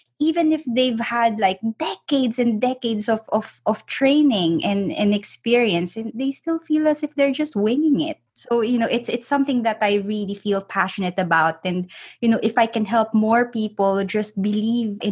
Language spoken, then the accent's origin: English; Philippines; moved away; I'm actually originally from the Philippines